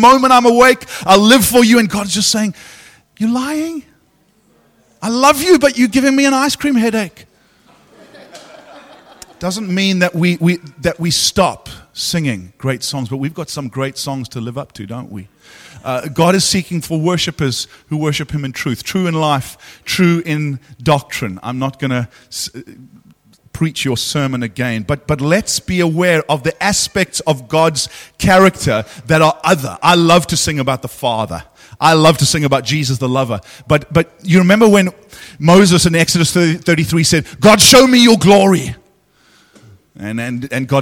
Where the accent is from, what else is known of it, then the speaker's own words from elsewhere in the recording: South Africa; as a South African